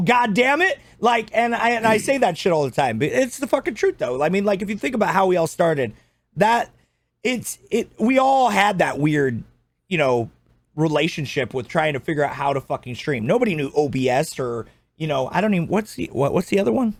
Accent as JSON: {"language": "English", "region": "Scotland", "country": "United Kingdom", "said": "I'm Scottish"}